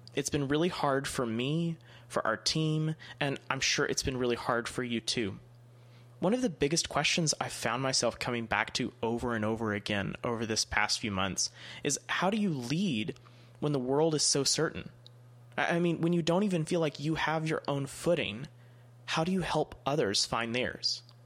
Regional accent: East Texas, United States; I'm from East Texas, and we have a saying similar

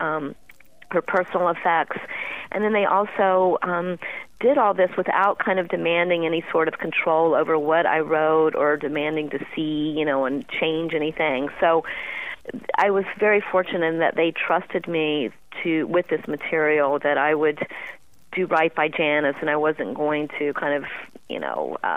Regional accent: Asheboro, North Carolina, United States; moved away; It's a town called Asheboro

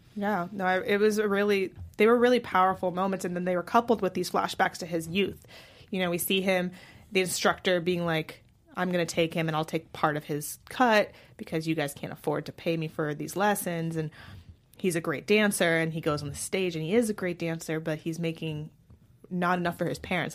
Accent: San Francisco, California, United States; I grew up in San Francisco

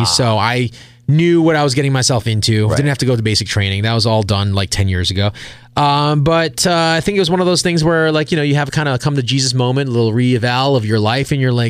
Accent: New York, United States; moved away as an adult; also born or lived in Rochester, New York / Philadelphia / Los Angeles; I went back to New York, back to my hometown.

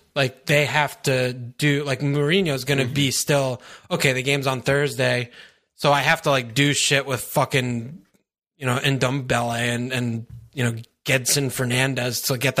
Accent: United States; people hate us because we're American

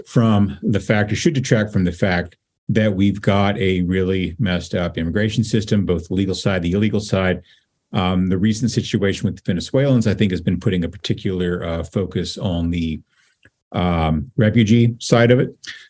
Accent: West Texas, United States; moved away; also born or lived in Norwalk, Connecticut; I grew up in West Texas. I've been seeing Spanish billboards since before I could read

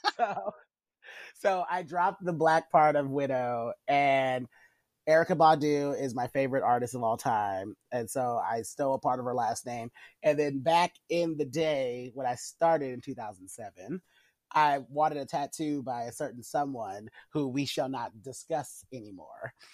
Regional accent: Kansas City, Missouri, United States; from my hometown family because uh, a lot of people here in Kansas City

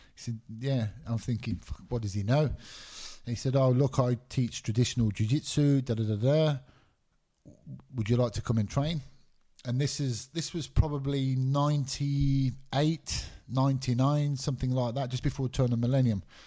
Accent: Birmingham, West Midlands, United Kingdom; also born or lived in Glasgow, Scotland; I lived there till I was nine years old. Both my parents are Scottish. My mum remarried, moved to England when I was nine years old, nine or ten years old, and I grew up in England.

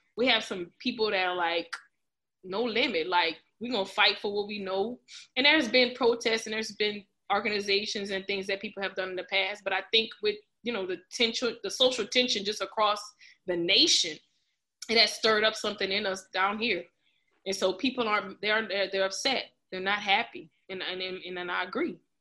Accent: Lafayette, Louisiana, United States; I'm from Lafayette, of course, Louisiana. Uh, when I graduated from the Northside High School

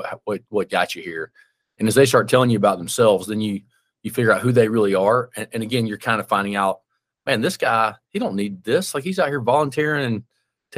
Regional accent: Birmingham, Alabama, United States; moved away; I live in my hometown or whatever now, right? I moved back to my hometown. I'm from Birmingham

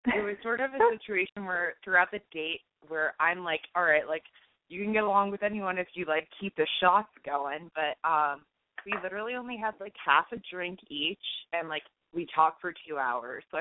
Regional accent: Boston, Massachusetts, United States; moved away; also born or lived in Connecticut; I am from Connecticut, originally Boston, hence the area code.

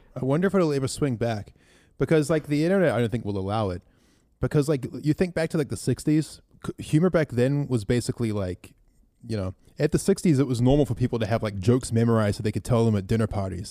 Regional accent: New Zealand; we grew up in New Zealand, which isn't a very racist country

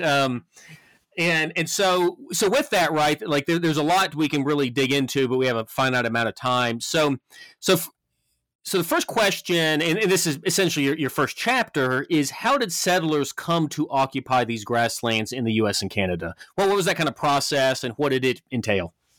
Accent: Memphis, Tennessee, United States; moved away as an adult; now in Montana, United States; growing up in Memphis

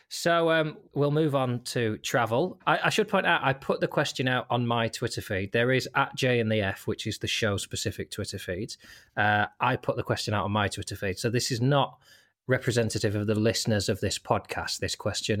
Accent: Lancaster, North West England, United Kingdom; setting up in my hometown of Lancaster

